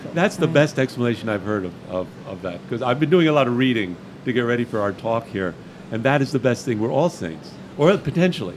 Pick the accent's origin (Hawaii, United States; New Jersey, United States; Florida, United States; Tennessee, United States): Florida, United States; Miami; I grew up in Miami during the uh, Cuban crisis